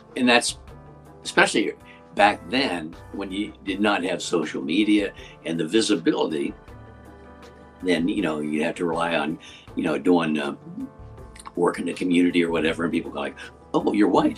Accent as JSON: {"language": "English", "region": "Western Pennsylvania", "country": "United States", "tie": "born or raised there", "moved": "yes", "said": "I grew up in Western Pennsylvania"}